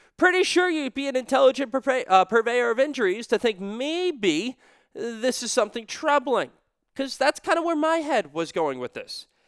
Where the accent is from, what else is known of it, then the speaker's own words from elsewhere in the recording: New England, United States; I'm still from New England